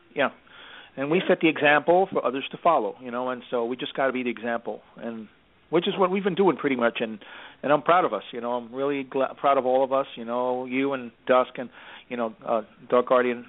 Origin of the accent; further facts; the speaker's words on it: New York City, New York, United States; growing up in New York, I mean, you know, basically, yeah, being being here my whole life